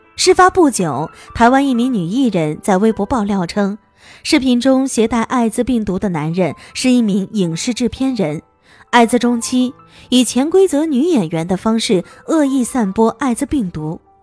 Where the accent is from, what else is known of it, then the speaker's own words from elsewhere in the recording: Hunan, China; 作为湖南人